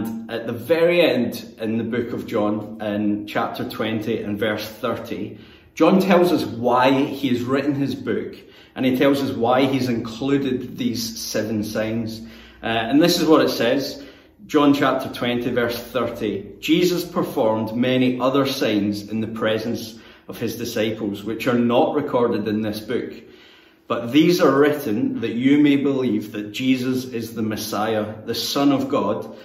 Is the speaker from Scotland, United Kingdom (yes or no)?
yes; Greenock, Scotland, United Kingdom; moved away as an adult; now in Newcastle, United Kingdom; my hometown of Greenock, which is where I'm from and where I sound just like everyone else